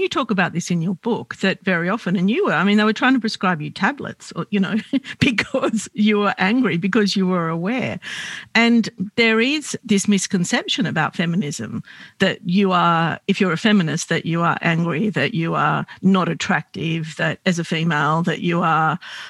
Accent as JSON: {"language": "English", "country": "Australia", "tie": "born or raised there", "said": "I grew up in Australia"}